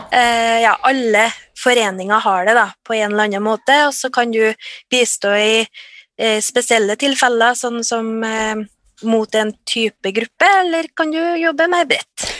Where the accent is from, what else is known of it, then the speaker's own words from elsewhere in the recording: Trøndelag, Norway; ja jeg er trønder. Eh, jeg er bosatt litt utafor Trondheim